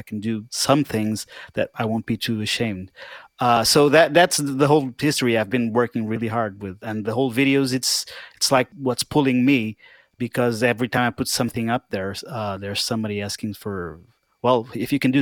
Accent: Portugal; I'm from Portugal.

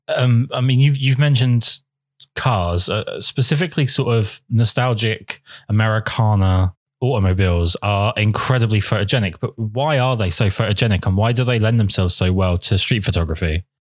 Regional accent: England, United Kingdom; I'm English

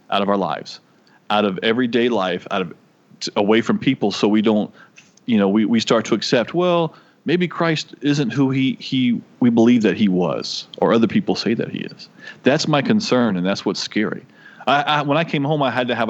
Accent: United States; I'm American

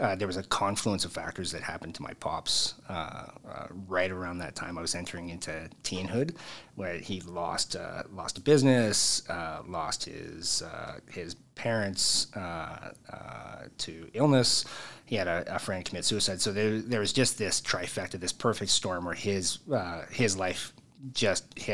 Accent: Edmonton, Alberta, Canada; also born or lived in Devon, Alberta; I was born and raised originally in Edmonton

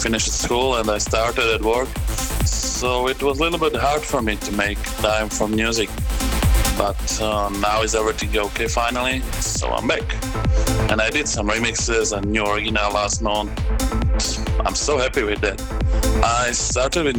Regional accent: Bratislava, Bratislava Region, Slovakia; in Bratislava, in my hometown

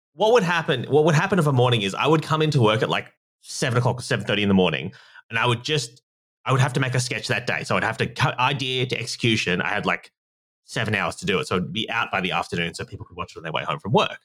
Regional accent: Australia; obviously you can tell from my accent, I'm from Australia

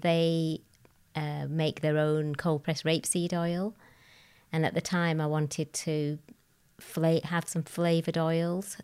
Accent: Bradford, Yorkshire and the Humber, United Kingdom; I was born in Bradford, an only child. I lived, uh, with my grandparents, uncles, aunts, cousins

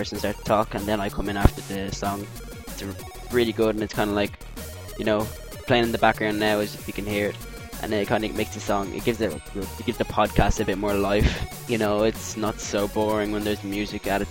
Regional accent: Ireland; I'm Irish

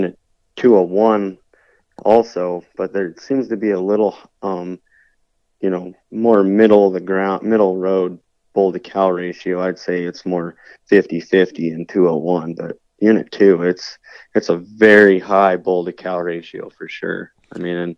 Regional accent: Meeker, Colorado, United States; also born or lived in New Castle, Colorado / Glenwood Springs, Colorado; growing up in Meeker, I mean, just on our little ranch

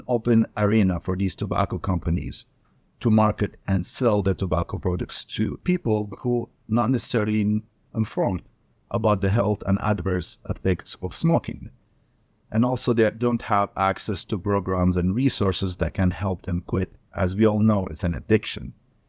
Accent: Libya; I went back to my country, which I'm from Libya. So this country in North Africa. This is where I was born and raised. This is where I go to medical school.

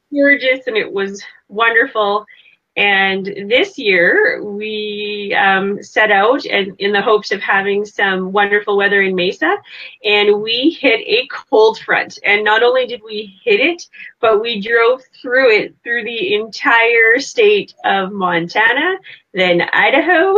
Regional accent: Canada; I'm from Canada.

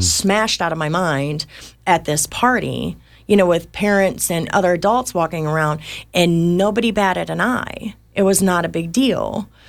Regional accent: Detroit, Michigan, United States; I was born in Detroit, Michigan to, to heroin addicts

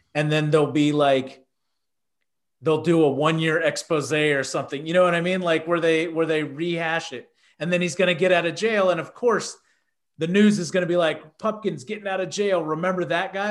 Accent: Houston, Texas, United States; I grew up in Houston

